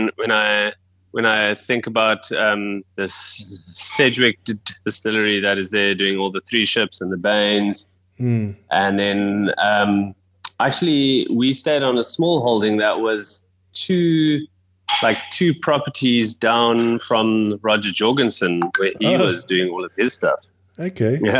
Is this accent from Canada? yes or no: no; Wellington, Western Cape, South Africa; also born or lived in Johannesburg; I was born in Joburg, moved down to Wellington, which is a small town about an hour outside of Cape Town, when I was about 7. And then, yeah, I've been here in kind of the Western Cape for ever since then